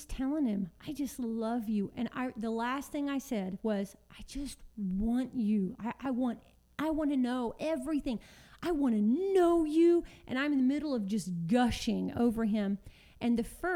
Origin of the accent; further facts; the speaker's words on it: Texas, United States; moved away; we're all from Texas. Our families are still there